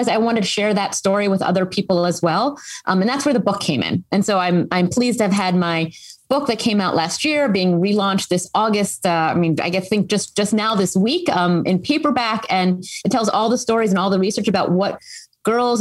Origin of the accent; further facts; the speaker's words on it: Philadelphia, Pennsylvania, United States; moved away as an adult; I grew up in the Philadelphia area for those who are maybe in the region, and I went to the school I now run.